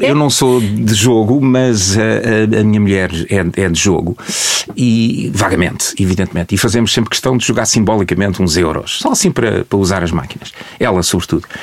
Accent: Portugal; como português

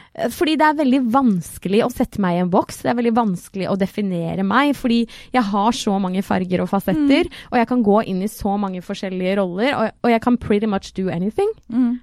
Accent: Trøgstad, Østfold, Norway; jeg kommer jo fra Trøgstad

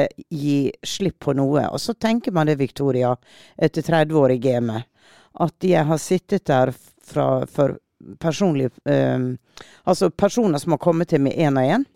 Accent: Western Norway, Norway; jeg er vestlending

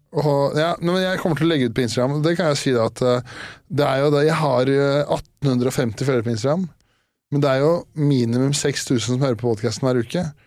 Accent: Årnes, Akershus, Norway; Årnes, der jeg er fra

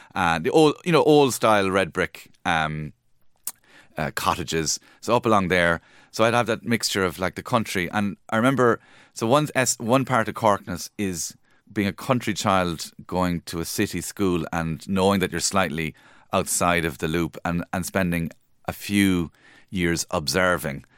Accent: Cork, Munster, Ireland; moved away; I'm from Cork

